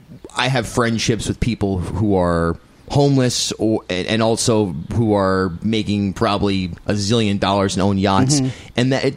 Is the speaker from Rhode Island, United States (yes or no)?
yes; Rhode Island, United States; growing up in Rhode Island